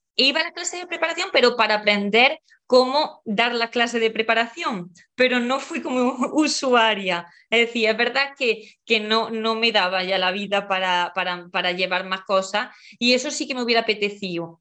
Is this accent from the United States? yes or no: no; Porcuna, Andalusia, Spain; moved away; also born or lived in Madrid; Soy de, de un pueblo de Jaén, mm, concretamente de, de Porcuna